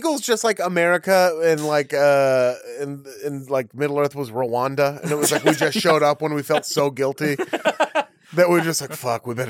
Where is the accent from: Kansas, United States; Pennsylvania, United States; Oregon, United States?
Oregon, United States; Portland; Because I grew up in Oregon